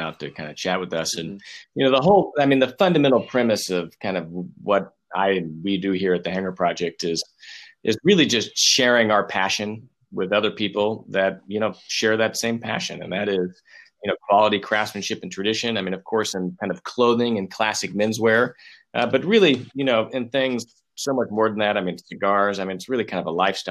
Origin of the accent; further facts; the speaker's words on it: Texas, United States; I grew up in Texas. I'm from Texas